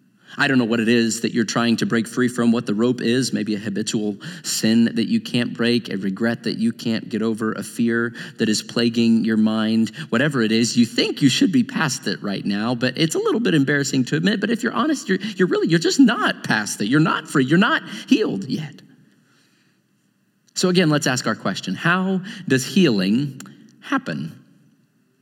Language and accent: English; Joplin, Missouri, United States; moved away; my hometown